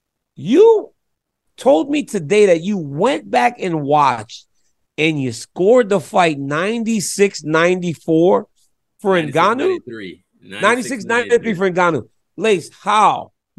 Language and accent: English; Lafayette, Louisiana, United States; we grew up in Lafayette, and mom house was a small house on Martha Street. Shotgun house on Martha Street.